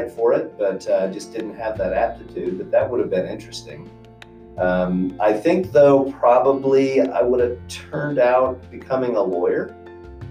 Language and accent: English; Arkansas, United States; also born or lived in Moscow, Idaho / Bethesda, Maryland; now in Meridian, United States; I spent most of my life in the southeastern United States, mainly in Arkansas.